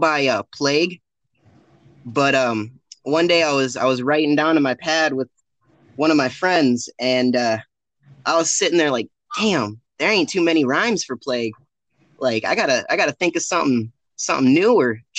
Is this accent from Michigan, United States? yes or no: yes; Michigan, United States; I was born and raised in Michigan, not any specific city, because I've moved around at least one time every year, but strictly from Michigan, staying in Michigan, never lived outside of Michigan